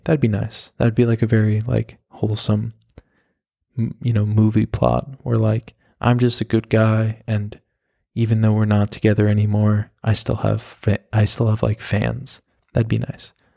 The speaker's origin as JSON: {"language": "English", "region": "New York", "country": "United States", "tie": "born or raised there", "also_born_or_lived": "Oklahoma / Miami, Florida", "moved": "as an adult", "lives_now": "Berlin, Germany", "said": "I'm from New York. I was born in Oklahoma. I have been, or I had lived in New York from the time that I was five until college"}